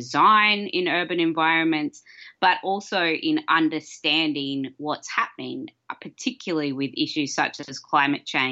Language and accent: English; Australia; I'm an Australian sound artist and researcher